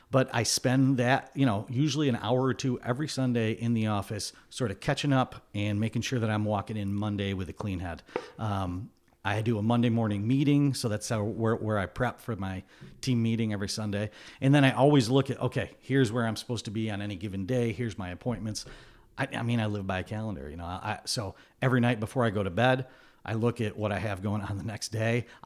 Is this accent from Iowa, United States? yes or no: no; Glens Falls, New York, United States; Born, raised, went to college out in Syracuse. I, I ended up back in Glens Falls after college.